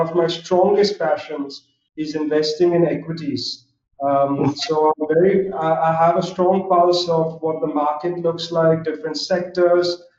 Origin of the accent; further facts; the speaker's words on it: Mumbai, Maharashtra, India; moved away as an adult; also born or lived in Philadelphia, United States; I grew up in Mumbai. I'm Zoroastrian myself. So we're a small Parsi community in Mumbai